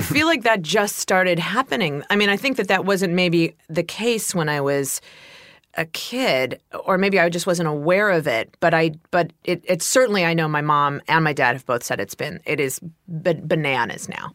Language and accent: English; Ohio, United States; moved away; I'm from Ohio